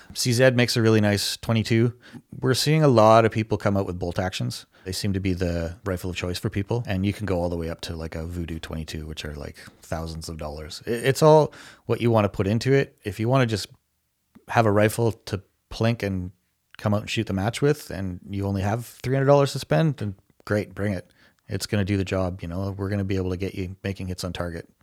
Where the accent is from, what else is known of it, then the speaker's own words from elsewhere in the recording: Canada; as a Canadian citizen